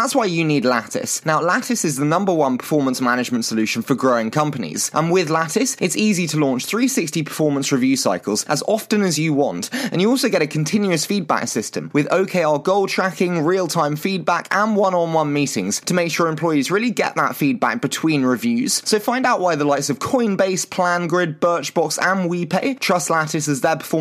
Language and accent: English; United Kingdom; accent: British; my terrible British accent